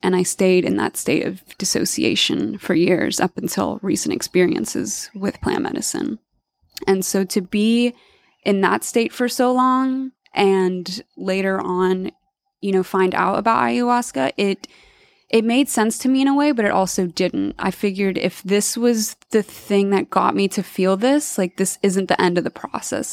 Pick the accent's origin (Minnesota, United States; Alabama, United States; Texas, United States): Alabama, United States; moved away; also born or lived in Washington / Costa Rica; I grew up in Alabama and I moved away